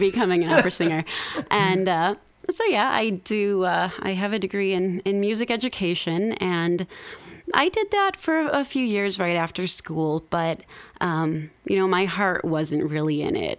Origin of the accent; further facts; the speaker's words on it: Midwest, United States; moved away as an adult; also born or lived in Seattle; I'm from the Midwest. You know, I moved to Seattle